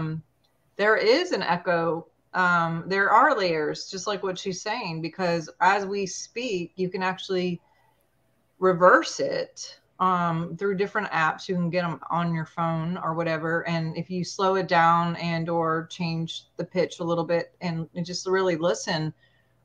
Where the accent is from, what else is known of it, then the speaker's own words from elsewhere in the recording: Montana, United States; moved away; Montana is my home state